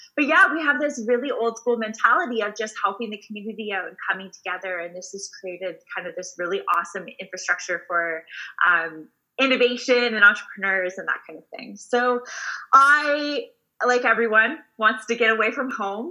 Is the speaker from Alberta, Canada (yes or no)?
no; Waterloo, Ontario, Canada; I am born and raised in a small town called Waterloo. Uh, we are about an hour outside of Toronto